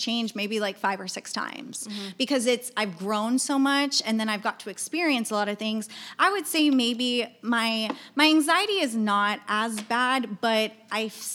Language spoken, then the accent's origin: English; Mission, Texas, United States; moved away as an adult; also born or lived in San Marcos, Texas / Austin, Texas; now in San Antonio, United States; We grew up together in the Valley. Yeah. So I'm from Mission, Texas, again in the Valley